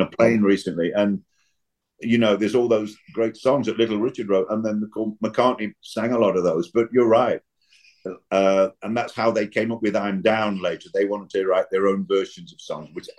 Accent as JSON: {"language": "English", "town": "Nottingham", "region": "East Midlands", "country": "United Kingdom", "tie": "born or raised there", "said": "Nottingham, my hometown"}